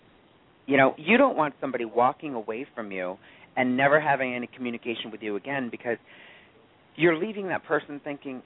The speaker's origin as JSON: {"language": "English", "town": "Otego", "region": "New York", "country": "United States", "moved": "as an adult", "lives_now": "New York City, United States", "said": "I'm originally from a small town called Otigo, which is right outside of Oneonta, so I just say I'm from Oneonta."}